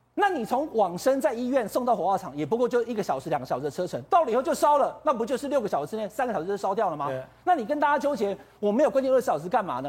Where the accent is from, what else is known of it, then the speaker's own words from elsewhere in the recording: Taiwan; 我们台湾人